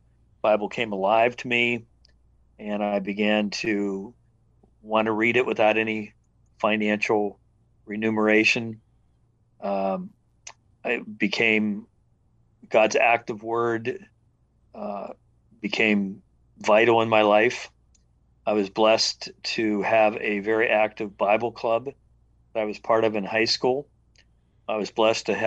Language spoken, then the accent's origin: English; Venango County, Western Pennsylvania, United States; now in Wilmington, United States; I grew up in Western Pennsylvania in a county called Venango